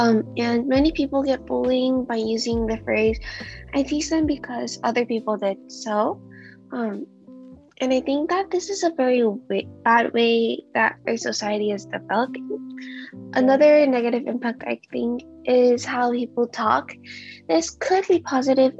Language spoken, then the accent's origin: English; United States; I also grew up in an Asian culture, even though I grew up in America